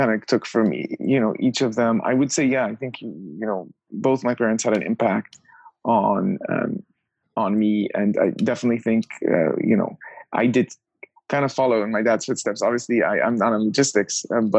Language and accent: English; Orange County, Southern California, United States; moved away as an adult; also born or lived in Pennsylvania / New York / Los Angeles; I grew up just south of Los Angeles, kind of Orange County